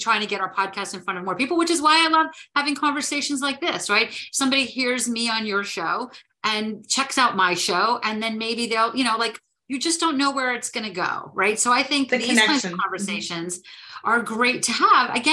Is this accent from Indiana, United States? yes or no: no; New Jersey, United States; I am from New Jersey